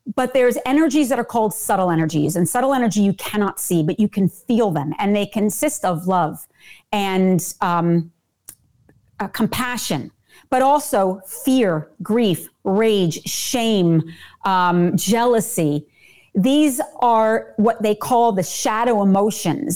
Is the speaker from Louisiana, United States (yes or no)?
no; New Jersey, United States; I am born and bred in New Jersey